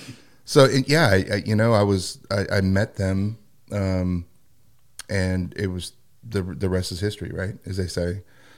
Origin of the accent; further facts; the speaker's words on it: South Korea; born there; I was actually born in Korea. So